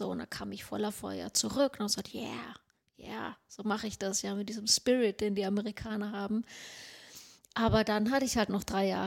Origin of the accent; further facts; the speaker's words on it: Sweden; German is a second language; Ich so, ich bin Schwedin, also so